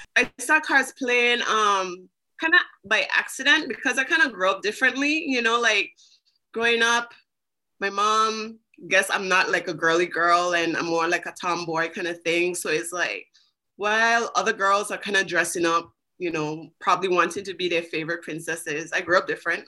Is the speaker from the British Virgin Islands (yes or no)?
yes; British Virgin Islands; I am from the British Virgin Islands.